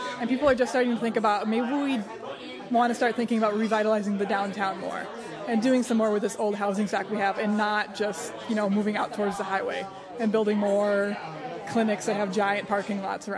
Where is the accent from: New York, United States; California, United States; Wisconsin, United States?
Wisconsin, United States; Fort Atkinson; My hometown is Fort Atkinson, Wisconsin, which is right. It's about 12,000 people right between Madison and Milwaukee.